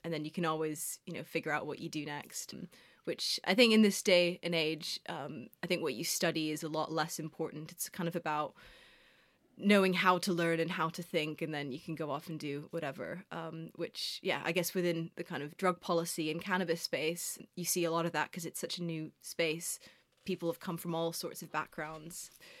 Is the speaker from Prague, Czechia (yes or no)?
yes; Prague, Czechia; moved away as an adult; now in London, United Kingdom; And I was born in London, actually. That's where my parents met. Lived here till I was 8 years old. And then we moved back to Prague, where my mom's from, and grew up, well, I guess the kind of my biggest years, from 8 to 18, I was in Prague.